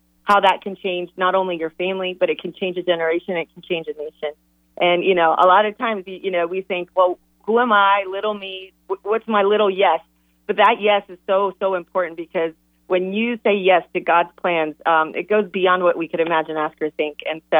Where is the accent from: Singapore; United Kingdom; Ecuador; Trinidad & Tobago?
Ecuador; moved away as an adult; now in United States; I grew up in Ecuador, and I came to college. I came to Campbell University at age 18 to go to school.